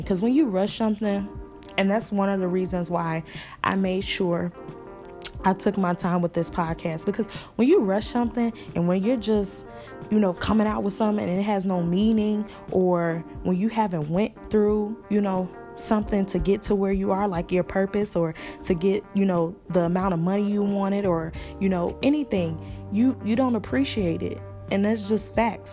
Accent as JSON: {"language": "English", "town": "Chicago", "region": "Illinois", "country": "United States", "tie": "born or raised there", "moved": "yes", "lives_now": "Atlanta, United States", "said": "I am from Chicago, born and raised"}